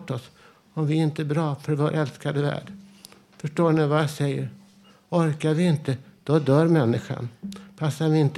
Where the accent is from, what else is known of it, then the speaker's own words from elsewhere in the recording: Vällingby, Stockholm County, Sweden; Vad säger jag då själv, som den jag är, den jag var, där jag växte upp i för, förorten Vällingby på 1960-talet?